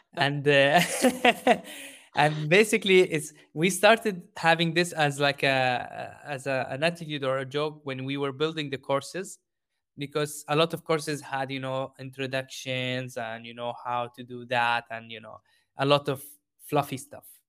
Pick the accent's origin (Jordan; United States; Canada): Jordan; moved away; I grew up in Jordan